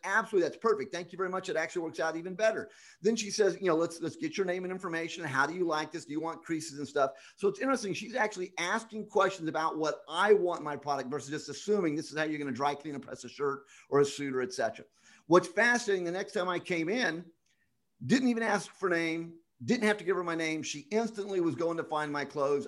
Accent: Scotland, United Kingdom; now in Las Vegas, United States; I'm Scottish

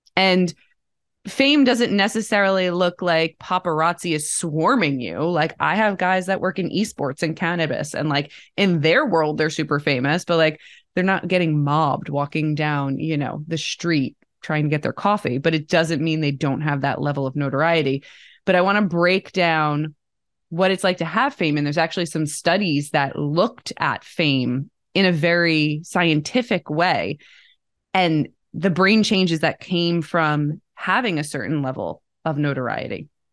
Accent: Bergen County, New Jersey, United States; I grew up outside of New York City, Bergen County, New Jersey

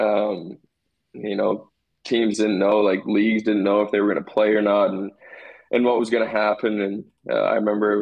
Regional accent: Portage la Prairie, Manitoba, Canada; I was really lucky to get to go through the Portage minor hockey system and, you know, play with all my buddies growing up

